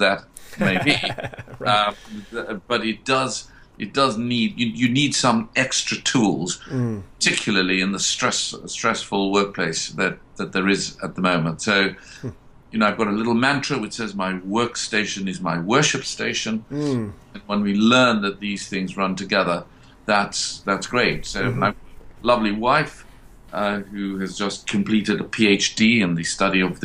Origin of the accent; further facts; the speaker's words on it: South Africa; accent: Downton Abbey; moved away as an adult; also born or lived in Cambridge, England; I grew up in South Africa, grew up in the horrible years when the apartheid system was really still going there